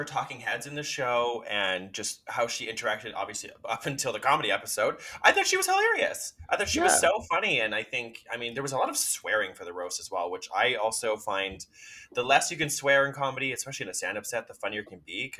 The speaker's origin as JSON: {"language": "English", "country": "Canada", "said": "I as Canadians, I think we should be winning all the US titles because we're obviously better."}